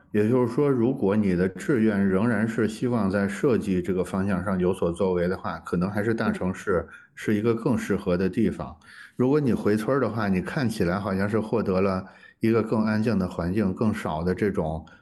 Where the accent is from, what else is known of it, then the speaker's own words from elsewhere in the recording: China; 我们中国人作为一个农耕民族